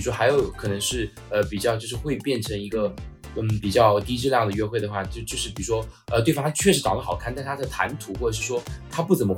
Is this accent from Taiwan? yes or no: no; China; 我们就是中国人